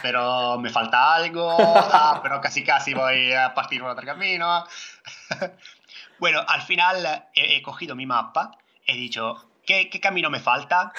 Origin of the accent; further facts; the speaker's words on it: Italy; Spanish is a second language; soy italiano